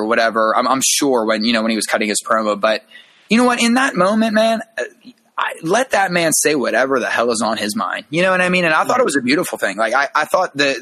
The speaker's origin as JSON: {"language": "English", "town": "Aliquippa", "region": "Pennsylvania", "country": "United States", "said": "I'm from Aliquippa, Pennsylvania. That's where, you know, it's Hopewell Township, Aliquippa, whatever."}